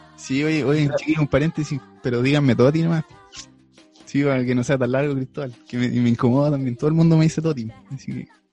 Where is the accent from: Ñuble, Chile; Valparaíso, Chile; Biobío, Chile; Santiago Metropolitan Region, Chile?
Ñuble, Chile; Chillán; moved away as an adult; now in Talca, Chile; soy oriundo de Chillán